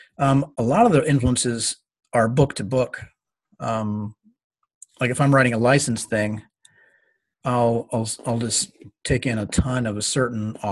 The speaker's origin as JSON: {"language": "English", "region": "Kentucky", "country": "United States", "tie": "born or raised there", "moved": "yes", "said": "I grew up in part in Kentucky"}